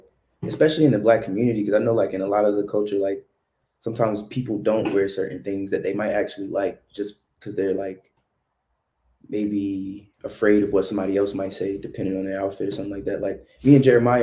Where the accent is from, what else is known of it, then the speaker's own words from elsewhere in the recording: the South, United States; growing up in the South